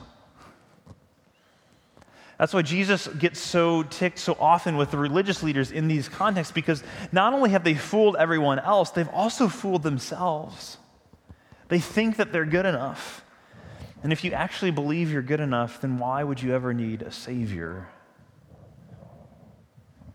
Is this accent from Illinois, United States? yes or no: no; St. Louis, Missouri, United States; I grew up in the St. Louis area